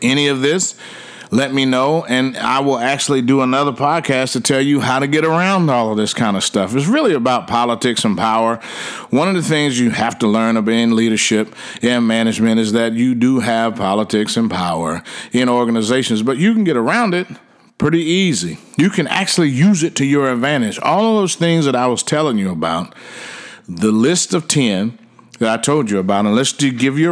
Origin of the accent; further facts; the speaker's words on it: Washington, District of Columbia, United States; now in Frisco, United States; I hail from Washington, D.C., but I live in Frisco, Texas.